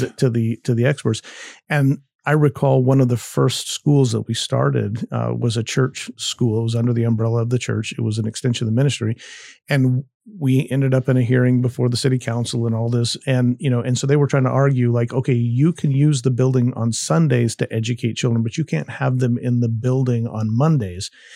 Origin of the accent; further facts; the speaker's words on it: United States; I am an American